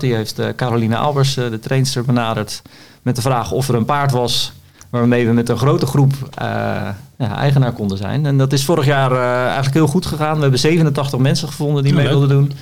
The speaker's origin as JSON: {"language": "Dutch", "town": "Voorschoten", "region": "South Holland", "country": "Netherlands", "said": "Ik kom daarnaast uit Voorschoten"}